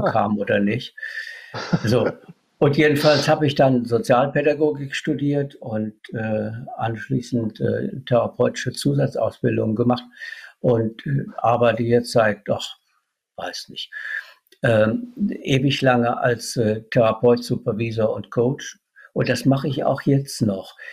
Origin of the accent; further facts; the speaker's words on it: Idar-Oberstein, Rhineland-Palatinate, Germany; moved away as an adult; now in Cologne, Germany; Wo ich herkomme, das ist aus Kirchenbollenbach, das liegt bei Mittelbollenbach und Nahbollenbach